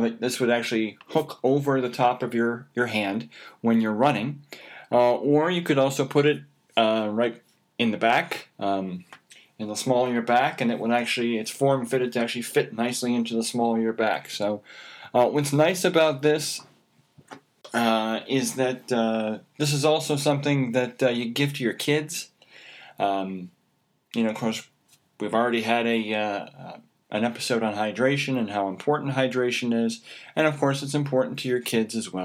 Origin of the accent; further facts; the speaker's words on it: United States; I'm an American